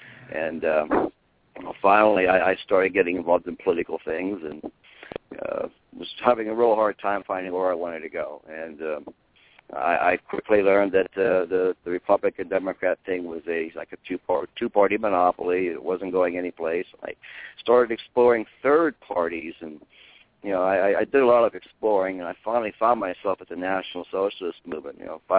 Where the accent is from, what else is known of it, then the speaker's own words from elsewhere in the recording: Pennsylvania, United States; moved away as an adult; now in Arizona, United States; I grew up in the Appalachian Mountains of western Pennsylvania. I lived in a rural type community.